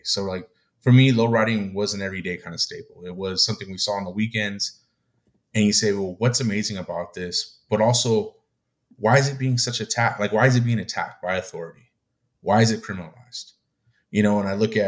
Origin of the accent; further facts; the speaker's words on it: United States; me, myself, as, you know, as Mexican American Chicano